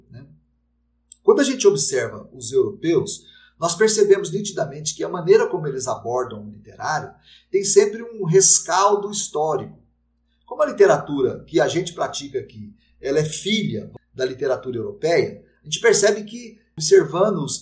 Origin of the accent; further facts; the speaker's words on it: United States; porque eu sou americano, eu acho que é a gente que está certo